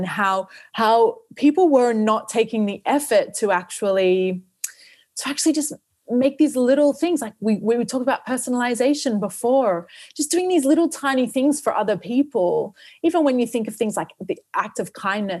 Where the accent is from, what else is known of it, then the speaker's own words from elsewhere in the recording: Australia; moved away; also born or lived in New Zealand; I grew up in Australia